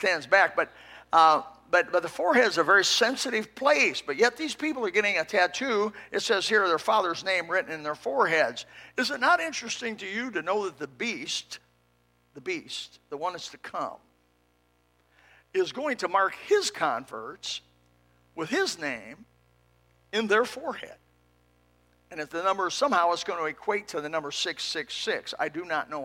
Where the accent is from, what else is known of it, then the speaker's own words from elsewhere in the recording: Elkhart, Indiana, United States; I was raised in Elkhart, Indiana, in a little farmhouse.